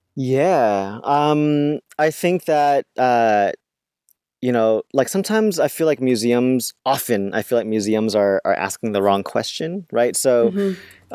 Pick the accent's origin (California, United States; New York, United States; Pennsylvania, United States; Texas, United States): California, United States; growing up in California and in a very diverse neighborhood